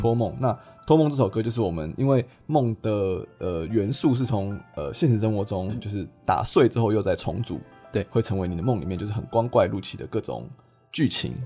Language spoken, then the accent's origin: Chinese; Taiwan; 我身为台湾人